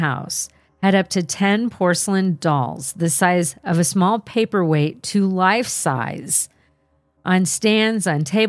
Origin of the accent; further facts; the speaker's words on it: California, United States; I'm from Southern California, but this one time was my one trip to Canada visiting extended family.